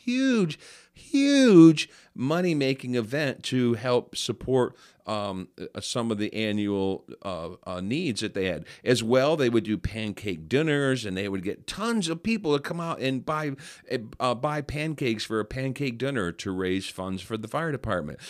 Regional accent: New York, United States; I'm from New York

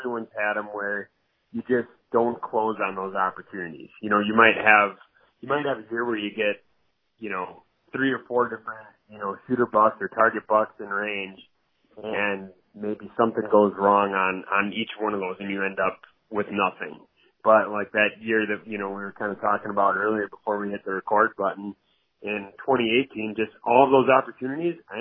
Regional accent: Wisconsin, United States; moved away as an adult; also born or lived in Iowa; now in Madison, United States; I grew up in Wisconsin

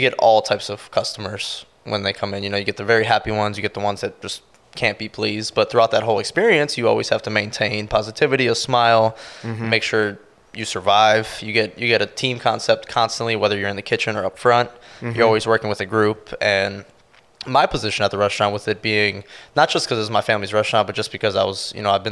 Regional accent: Milwaukee, Wisconsin, United States; moved away as an adult; now in Sarasota, United States; I was born and raised in Milwaukee, around the Milwaukee, Wisconsin area

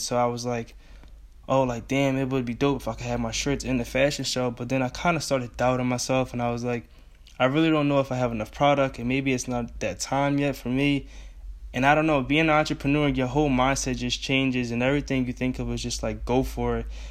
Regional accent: Philadelphia, Pennsylvania, United States; I'm from Philly

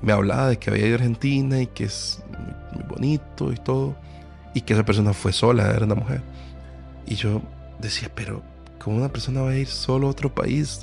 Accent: Costa Rica; yo como tico apoyo Costa Rica

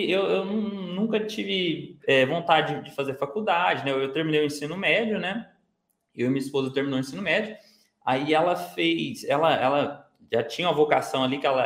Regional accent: Minas Gerais, Brazil; now in Ribeirão Preto, Brazil; que eu hoje eu moro no interior de São Paulo, aqui em Ribeirão Preto eu morava em Minas, né? Eu sou de Minas, né?

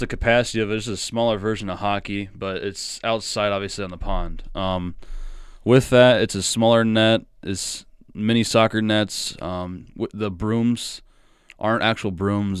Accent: Ackley, Iowa, United States; I'm from Ackley, Iowa

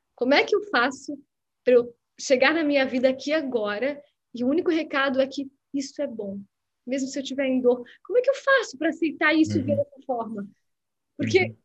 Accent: Blumenau, Santa Catarina, Brazil; moved away as an adult; also born or lived in Florianópolis; now in Rio de Janeiro, Brazil; sou de Blumenau, depois eu moro em Floripa, depois eu morei fora do Brasil

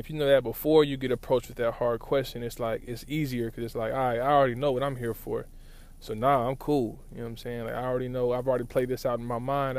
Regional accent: Lawton, Oklahoma, United States; moved away; growing up in Lawton has given me a certain viewpoint of the world

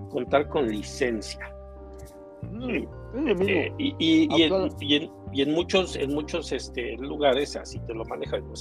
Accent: Tlaxcala, Mexico; pero yo soy de Tlaxcala, mi licencia es de Tlaxcala.

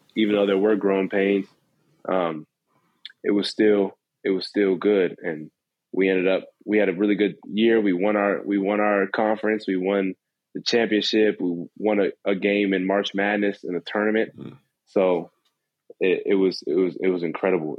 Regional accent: San Antonio, Texas, United States; now in Lexington, United States; growing up in San Antonio

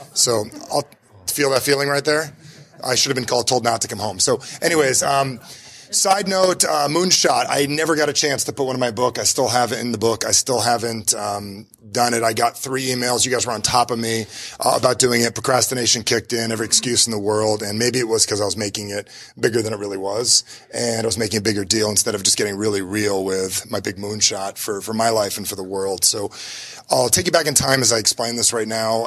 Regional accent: New Jersey, United States; I'm from New Jersey

